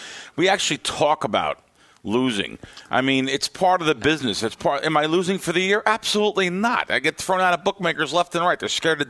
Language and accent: English; United States; I'm from the East Coast. I can't help it. I grew up in New York or New Jersey.